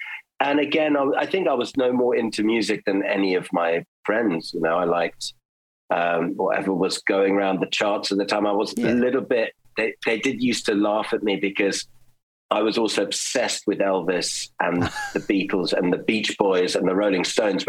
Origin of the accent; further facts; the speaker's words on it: Germany; And I grew up in Germany, so they would play these old German folk songs and I would just run around and clap my hands.